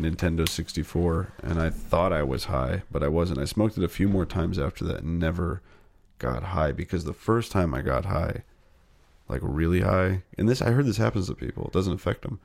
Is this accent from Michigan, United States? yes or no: no; Northern California, United States; also born or lived in New Jersey; My mom and dad split up when I was seven. We moved to Northern California from New Jersey